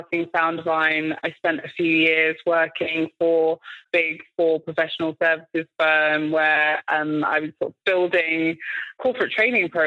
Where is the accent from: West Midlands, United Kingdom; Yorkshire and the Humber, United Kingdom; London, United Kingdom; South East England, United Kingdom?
London, United Kingdom; I grew up in Tottenham in North London